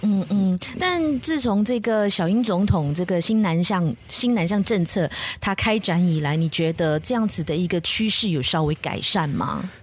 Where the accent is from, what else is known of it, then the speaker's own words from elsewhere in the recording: Kuching, Sarawak, Malaysia; 这个靖杭本身是我的同乡